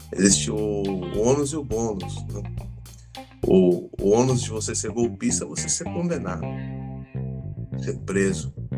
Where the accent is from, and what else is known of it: Brazil